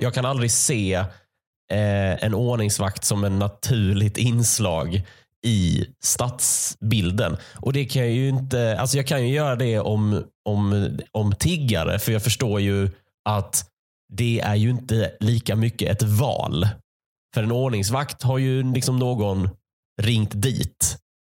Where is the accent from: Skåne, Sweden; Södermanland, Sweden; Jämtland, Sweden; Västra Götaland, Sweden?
Skåne, Sweden; Malmö; moved away; Jag växte upp i Malmö